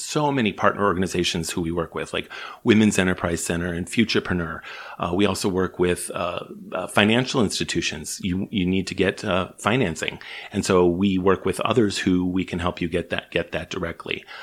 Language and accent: English; Chicago, Illinois, United States; moved away as an adult; now in British Columbia, Canada; I'm from the States originally, grew up in Chicago